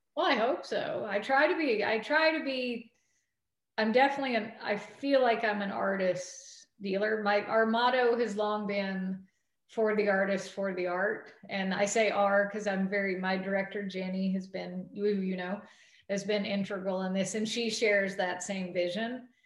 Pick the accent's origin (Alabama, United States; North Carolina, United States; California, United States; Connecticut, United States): North Carolina, United States; moved away; also born or lived in New York; my home state